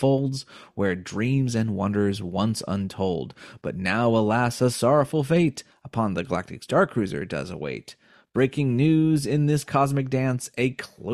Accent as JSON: {"language": "English", "country": "United States", "said": "we're American"}